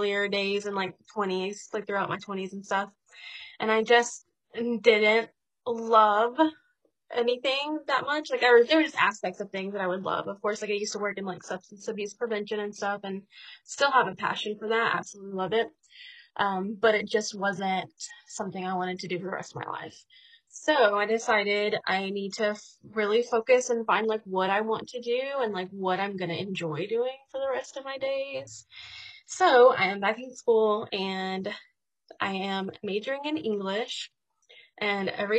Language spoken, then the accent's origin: English; East Texas, United States; I am from East Texas